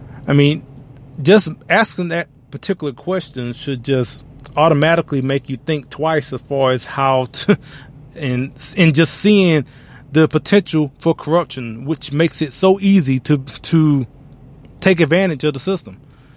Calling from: Louisville, Kentucky, United States; we're broadcasting from Louisville, Kentucky today.

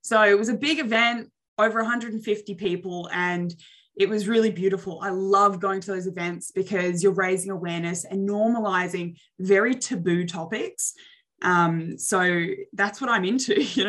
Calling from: Adelaide, South Australia, Australia; Yeah, so I'm tuning in from Adelaide, Australia, which is right next door to Melbourne, if anybody is familiar with Australia.

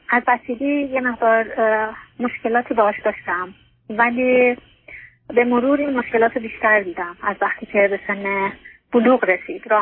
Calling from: Norway; از نروژ هستم

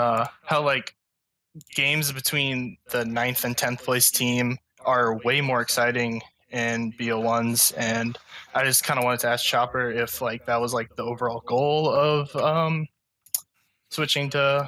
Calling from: Mississippi, United States

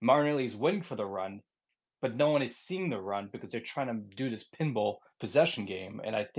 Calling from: Boston, Massachusetts, United States; I'm calling from Boston

